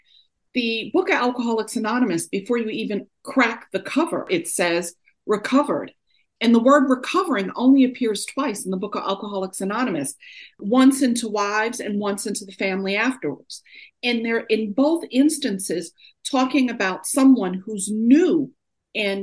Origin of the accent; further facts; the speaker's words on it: New York, United States; also born or lived in Oakland, California; now in Durham, United States; Although I'm born and raised in New York, I got sober in Oakland, California, and now I live in Durham, North Carolina.